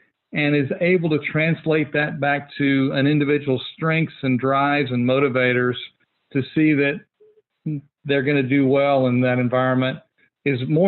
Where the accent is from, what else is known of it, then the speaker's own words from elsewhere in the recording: Fort Worth, Texas, United States; I'm a local guy. I grew up in Fort Worth, never strayed very far from home.